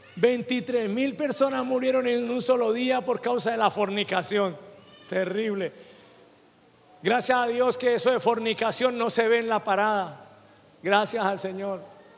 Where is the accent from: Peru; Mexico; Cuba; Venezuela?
Venezuela; moved away; Yo como venezolano